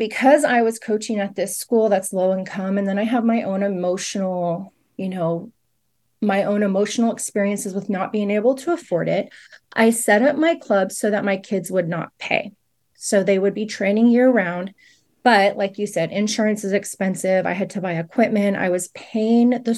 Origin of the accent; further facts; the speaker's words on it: Fresno, California, United States; moved away as an adult; I grew up in Fresno. I went to Fresno High School.